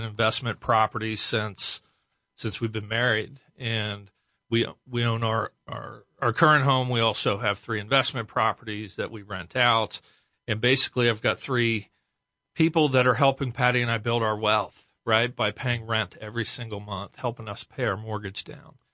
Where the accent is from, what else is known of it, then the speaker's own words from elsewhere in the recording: Westerville, Ohio, United States; also born or lived in New Albany, Ohio; born and raised in Westerville